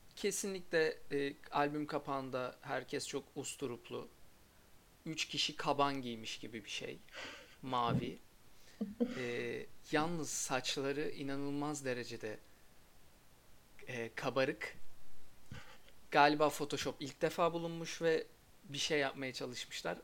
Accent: Erzurum, Turkey; Ben de Erzurumluyum

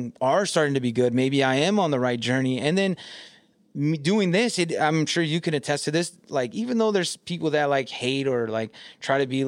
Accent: California, United States; moved away as an adult; now in Michigan, United States; I'm from California now

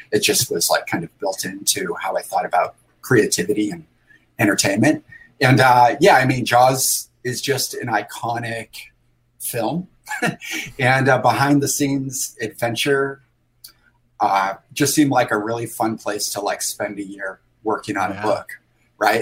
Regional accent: Sandy Creek, New York, United States; I grew up in upstate New York, but my family is from the Boston area.

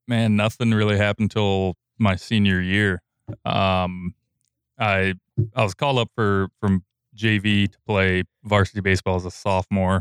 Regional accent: Sparta, United States; I'm from Sparta, so I, I went to Sparta High School

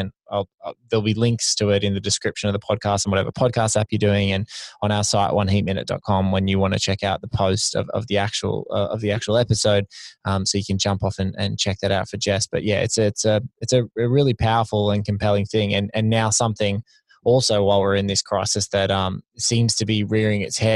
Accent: Sydney, New South Wales, Australia; I'm from Sydney too.

